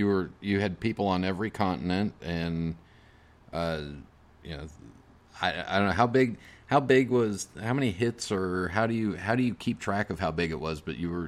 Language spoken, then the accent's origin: English; Wyoming, United States; It's reminiscent of growing up in Wyoming.